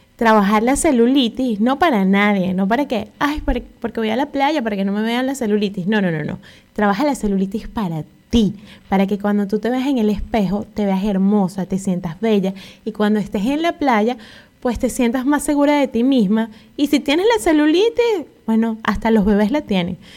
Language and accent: Spanish; Venezuela; moved away; en mi país habían unas pastillas